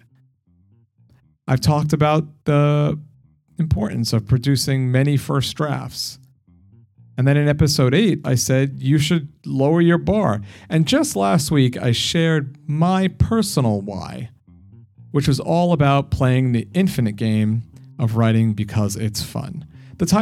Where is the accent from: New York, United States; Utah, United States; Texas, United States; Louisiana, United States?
New York, United States; accent: New York; maybe my New York accent isn't thick, but I hear it